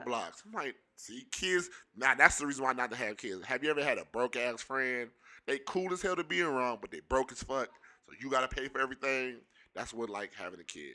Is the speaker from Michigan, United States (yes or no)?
yes; Pontiac, Michigan, United States; We both from the city, we from, we're both from Pontiac.